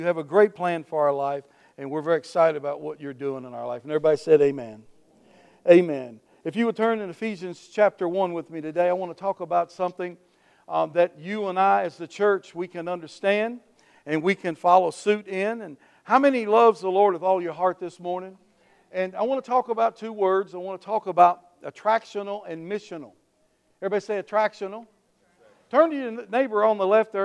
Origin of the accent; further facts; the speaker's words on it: Wheatley, United States; I was coming through my hometown of Wheatley, where I was raised